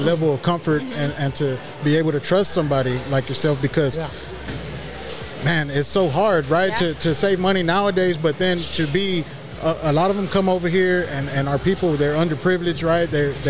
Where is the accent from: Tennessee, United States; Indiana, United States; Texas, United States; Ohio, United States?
Texas, United States; Houston; we grew up in Denver Harbor, right, at my grandma's house.